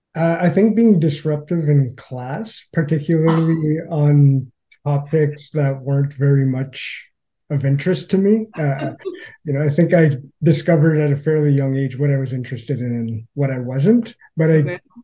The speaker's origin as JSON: {"language": "English", "region": "Northern Ontario", "country": "Canada", "tie": "born or raised there", "said": "growing up in Northern Ontario"}